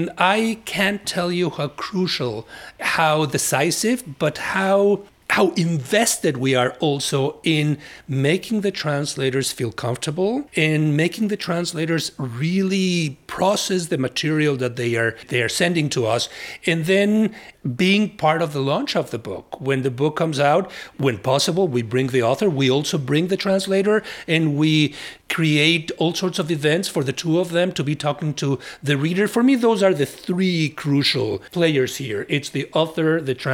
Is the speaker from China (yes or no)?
no; Mexico; English is a second language; now in United States; My English was terrible when I immigrated from Mexico.